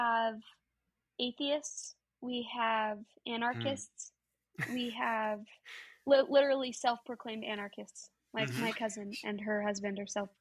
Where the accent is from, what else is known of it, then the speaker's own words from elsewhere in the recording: Utah, United States; we grew up in Utah.